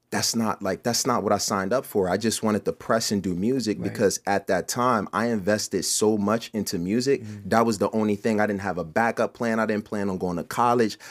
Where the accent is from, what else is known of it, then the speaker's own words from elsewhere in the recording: Camden, New Jersey, United States; I am from Camden, New Jersey